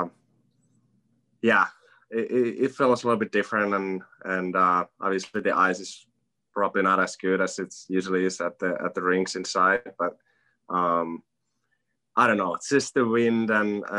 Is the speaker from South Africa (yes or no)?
no; Finland; now in United States; I'm from Finland, and I'm used to playing outside when it's freezing